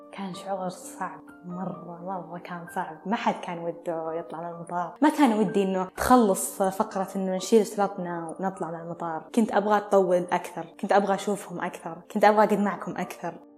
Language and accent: Arabic; Al-Qassim, Saudi Arabia; اني قصيميه